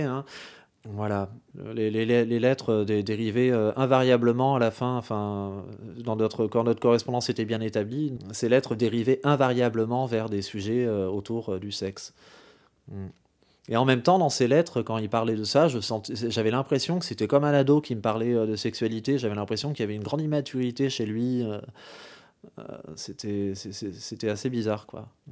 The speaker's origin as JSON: {"language": "French", "country": "France", "said": "chez nous en France"}